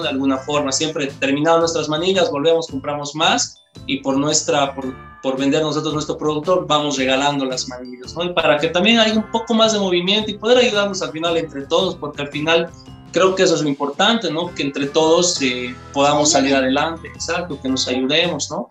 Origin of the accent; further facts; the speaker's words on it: Bolivia; todos somos acá de Bolivia